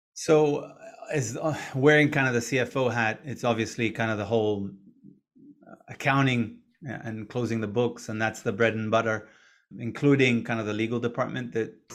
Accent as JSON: {"language": "English", "country": "Israel", "tie": "born or raised there", "also_born_or_lived": "Boston, United States", "moved": "as an adult", "said": "I was born and raised in Israel."}